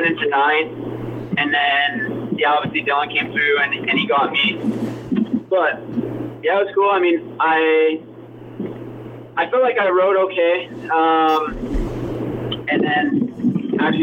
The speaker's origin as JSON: {"language": "English", "town": "Prince George", "region": "British Columbia", "country": "Canada", "said": "I'm from Canada"}